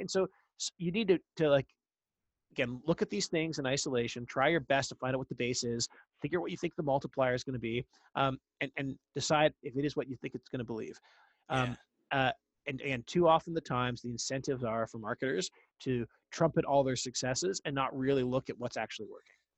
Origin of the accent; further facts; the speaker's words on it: Ottawa, Ontario, Canada; moved away as an adult; now in United States; I grew up in Ottawa, Canada, the capital.